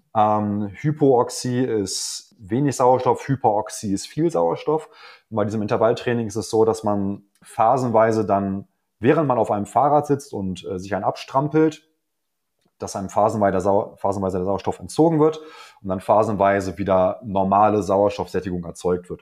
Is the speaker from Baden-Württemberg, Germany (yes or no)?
no; Hanover, Lower Saxony, Germany; ich komme aus Hannover